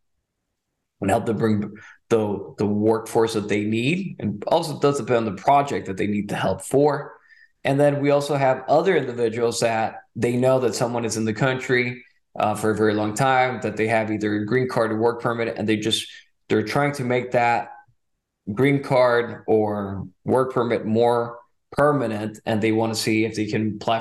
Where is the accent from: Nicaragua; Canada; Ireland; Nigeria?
Nicaragua; also born or lived in California, United States / Texas, United States; now in Fort Worth, United States; I was born in California, but my parents decided to raise me in Nicaragua. So when I moved to Texas in 2006